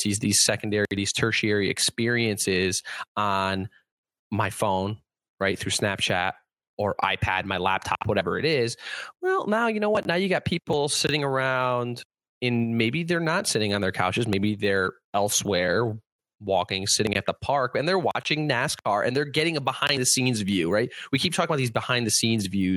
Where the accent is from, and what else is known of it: Connecticut, United States; born or raised there